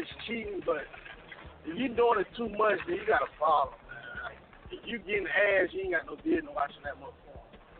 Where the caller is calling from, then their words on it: Mobile, Alabama, United States; I'm calling from East Side, B Side, at Mobile, Alabama.